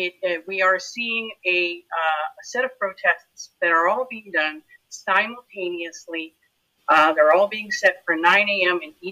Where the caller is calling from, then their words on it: Toronto, Ontario, Canada; I am zooming in from Kakarampu, otherwise known as Toronto, the place in the water where the trees are standing.